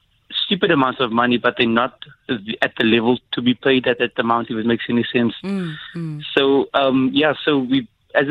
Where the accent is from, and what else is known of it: South Africa